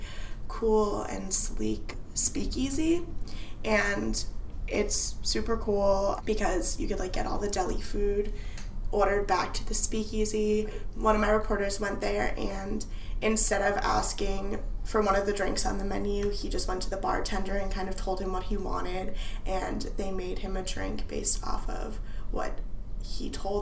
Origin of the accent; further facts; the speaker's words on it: New Jersey, United States; now in Washington, D.C., United States; I'm from New Jersey